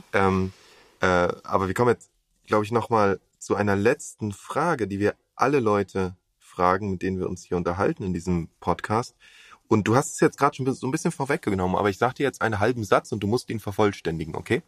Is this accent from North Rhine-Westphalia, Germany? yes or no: no; Berlin, Germany; als Berliner